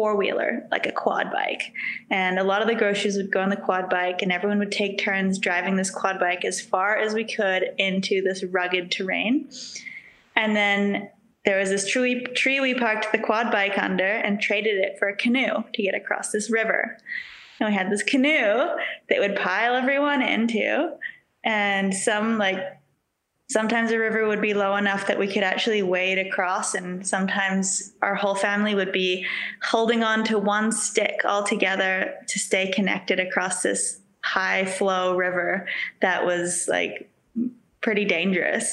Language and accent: English; South Island, West Coast, New Zealand; also born or lived in Queenstown, New Zealand / Vernon, Canada; now in Revelstoke, Canada; Yeah, so I was born in Queenstown back in 1990. Aging myself here. Yeah, Queenstown, New Zealand, but like we lived on the west coast of New Zealand, South Island, on the Tasman Sea.